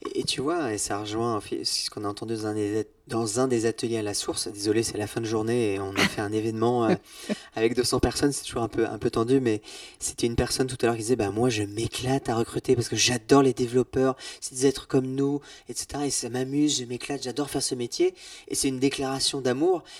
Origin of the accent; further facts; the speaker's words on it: Brittany, France; je suis breton